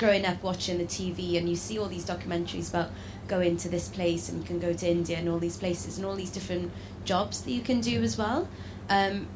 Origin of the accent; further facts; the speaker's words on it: South West Wales, United Kingdom; I'm from South West Wales